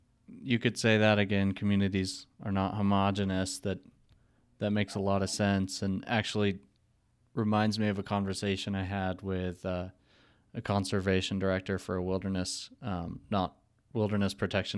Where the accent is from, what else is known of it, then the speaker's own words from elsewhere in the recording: Eureka, Montana, United States; now in Salt Lake City, United States; And I'm specifically from Eureka, Montana, which is a small town in the northwest corner. But from my experience growing up in a a community that was traditionally supported by logging